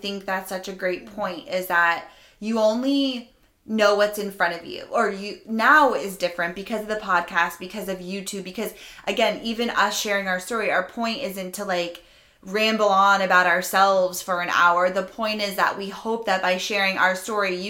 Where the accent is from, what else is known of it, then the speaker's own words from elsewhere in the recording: Rhode Island, United States; I'm from Rhode Island